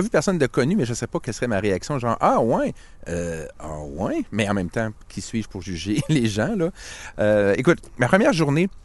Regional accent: Quebec, Canada; Je suis québécois

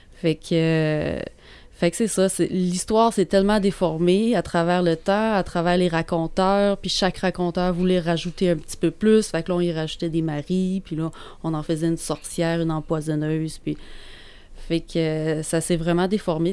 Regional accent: Quebec, Canada; par chez nous, au Québec.

